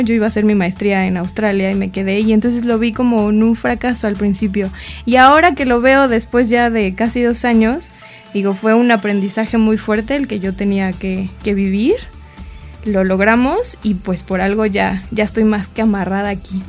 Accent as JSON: {"language": "Spanish", "region": "Mexico City", "country": "Mexico", "said": "en mi familia nosotros somos de Ciudad de México"}